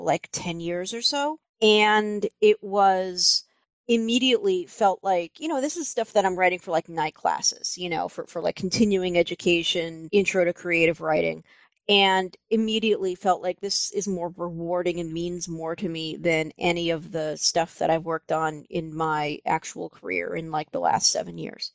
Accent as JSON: {"language": "English", "town": "Libertyville", "region": "Illinois", "country": "United States", "tie": "born or raised there", "also_born_or_lived": "Minnesota", "moved": "as an adult", "said": "I grew up outside Chicago in a little town called Libertyville"}